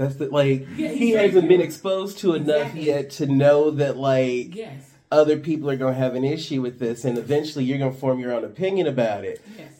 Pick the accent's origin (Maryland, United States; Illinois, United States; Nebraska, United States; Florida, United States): Illinois, United States; Chicago; I grew up in Chicago. We were right across from Museum of Science and Industry up at the lakefront.